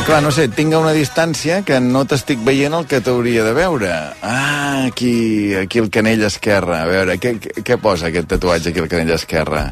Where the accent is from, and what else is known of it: Taradell, Catalonia, Spain